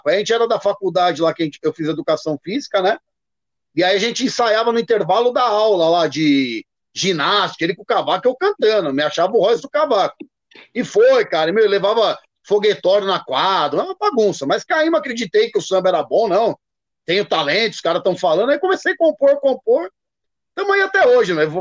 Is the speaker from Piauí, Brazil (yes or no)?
no; Santo André, São Paulo, Brazil; aí fui pra minha terra, Santo André.